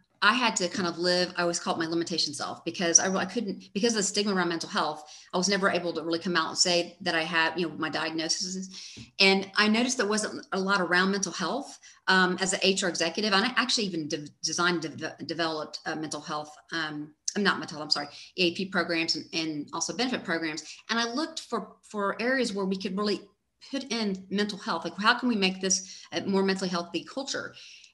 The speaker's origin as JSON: {"language": "English", "town": "Dallas", "region": "Texas", "country": "United States", "tie": "born or raised there", "said": "I grew up here in Dallas, Texas, And went to school at UT Austin"}